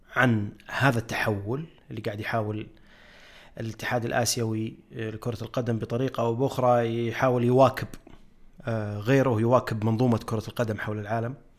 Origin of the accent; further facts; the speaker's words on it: Saudi Arabia; عندنا في السعوديه